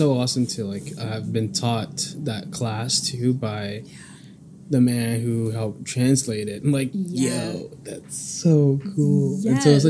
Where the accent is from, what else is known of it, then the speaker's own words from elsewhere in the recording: New York City, New York, United States; I was born in Queens.